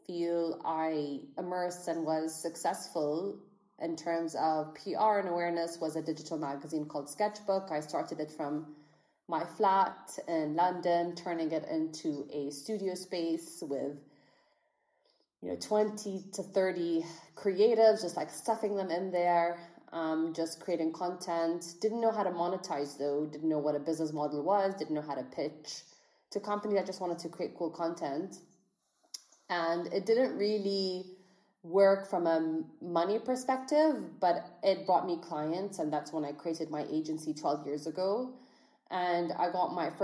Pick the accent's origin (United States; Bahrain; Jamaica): Bahrain; I grew up in Bahrain. I'm a Bahraini entrepreneur